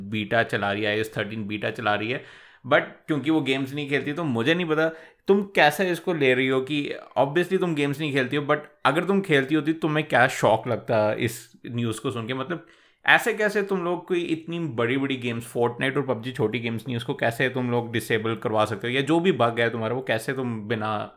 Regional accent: India; हम इंडियन हैं सारे

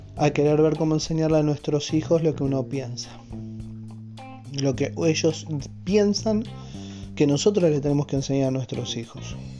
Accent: Argentina; en mi país, que es Argentina

